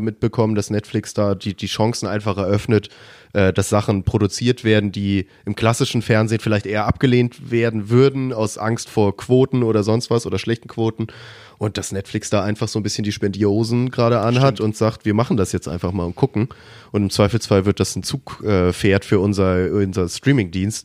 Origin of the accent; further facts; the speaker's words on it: Germany; als Deutscher